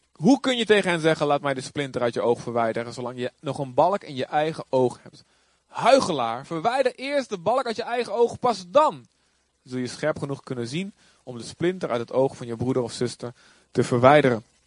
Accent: Boskamp, Overijssel, Netherlands; moved away; ik kom natuurlijk ook uit Boskamp

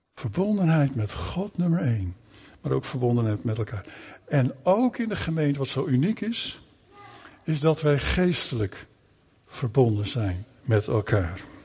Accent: Netherlands; Wij groeiden op in Nederland, hè, want we zijn naar Nederland gekomen.

